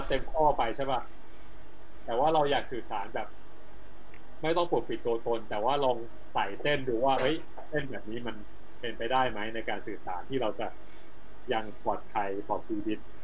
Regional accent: Pak Chong, Nakhon Ratchasima, Thailand; อำเภอปากช่องที่เป็นบ้านเกิดเรา

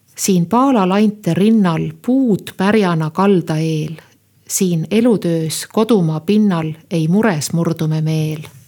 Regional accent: Põltsamaa, Jõgeva County, Estonia; olen pärit Põltsamaa kihelkonnast ja noh, nagu olen korduvalt siin öelnud, et äh, lapsepõlvemälestusi Põltsamaalt on üksjagu.

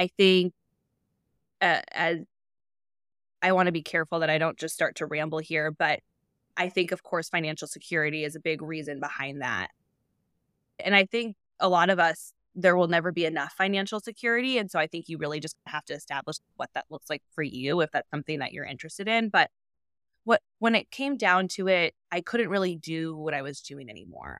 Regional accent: Indianapolis, Indiana, United States; moved away as an adult; also born or lived in Chicago; I live in the suburbs of Indianapolis. I relocated during the pandemic from Chicago to move back home and be close to my family

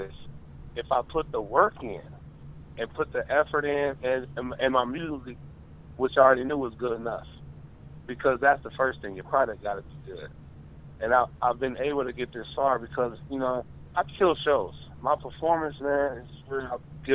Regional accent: Michigan, United States; I'm from Michigan

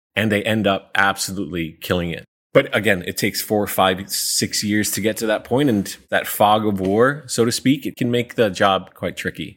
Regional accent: New York City, New York, United States; moved away as an adult; now in Singapore; I'm originally from New York City

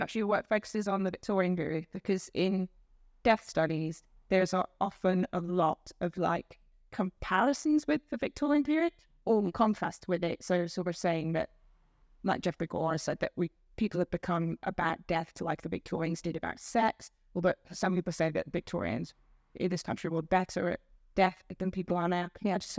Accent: Netherlands; English is a second language; now in United Kingdom; Like, I'm from the Netherlands, but I don't think we have that many ghost stories as we have here.

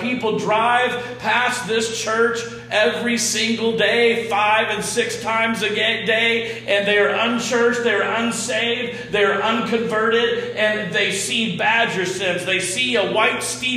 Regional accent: Texas, United States; I'm from Texas, and I come from a family of deer hunters on my dad's side

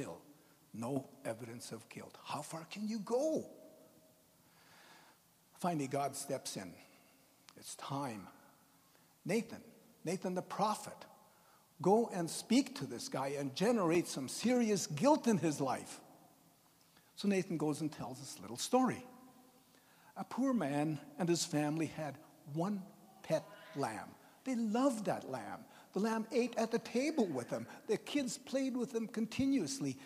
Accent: Tofield, Alberta, Canada; I grew up in Tofield, Alberta, which is just outside of Edmonton.

